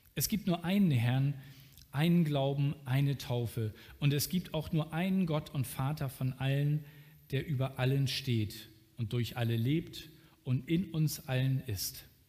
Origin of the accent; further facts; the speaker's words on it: Germany; als Deutscher